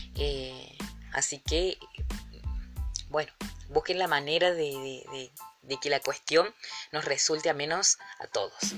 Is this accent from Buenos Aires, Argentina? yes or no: no; Villa del Totoral, Córdoba, Argentina; pasear por las calles de mi pueblo, eh, ver las casonas con ese aire colonial que abundan aquí en Villa del Doctoral